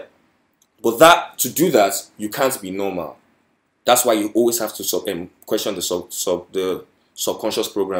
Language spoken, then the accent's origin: English; Nigeria; I'm a Nigerian, right? And coming from a Nigerian household